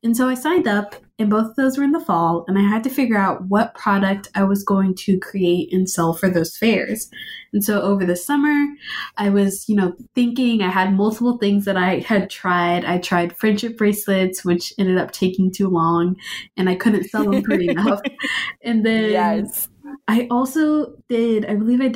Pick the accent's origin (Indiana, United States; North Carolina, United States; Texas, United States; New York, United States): Texas, United States; Austin; I am born and raised in Austin, Texas